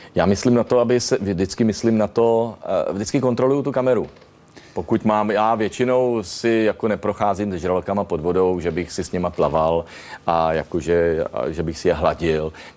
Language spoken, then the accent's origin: Czech; Czechia; my jsme Češi takový, taková podivná partička